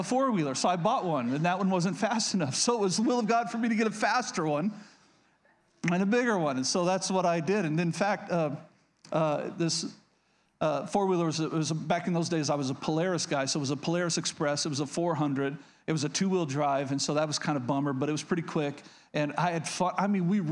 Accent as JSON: {"language": "English", "region": "Oklahoma", "country": "United States", "tie": "born or raised there", "said": "I grew up in Oklahoma, so yeah, I've been hunting"}